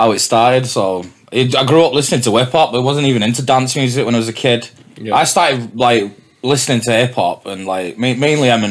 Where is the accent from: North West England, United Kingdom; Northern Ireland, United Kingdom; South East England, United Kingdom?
North West England, United Kingdom; Newton-le-Willows; also born or lived in Warrington; I'm from Newton the Willows, so that's like, this is Warrington. It's just like the next town.